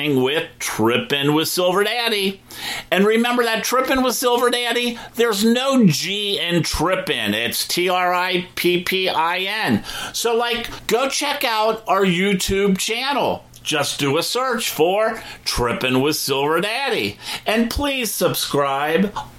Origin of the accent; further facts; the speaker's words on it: Cincinnati, Ohio, United States; moved away as an adult; also born or lived in Southeast Indiana; now in Florida, United States; to Cincinnati towards my hometown